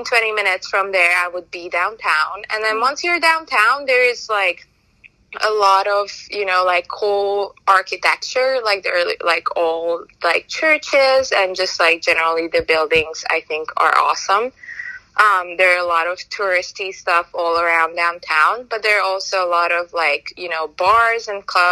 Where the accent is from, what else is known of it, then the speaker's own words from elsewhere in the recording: Budapest, Hungary; moved away as an adult; I did grow up there. I lived there. I was born there, and I lived there until I was 18, almost 19.